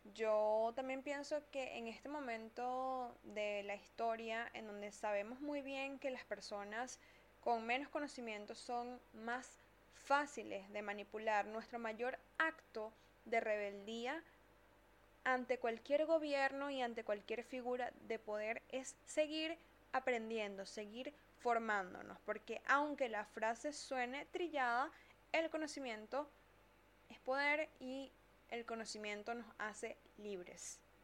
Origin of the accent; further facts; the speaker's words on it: Venezuela; Yo soy venezolana